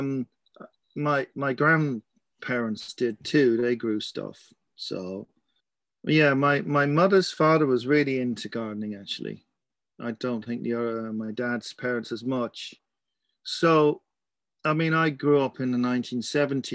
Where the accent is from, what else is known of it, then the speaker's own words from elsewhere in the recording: Surrey, South East England, United Kingdom; also born or lived in Scotland / Kent / Wexford, Ireland; now in Ireland; I started out in Scotland, but I don't really remember that. Moved down to Kent and from there to Surrey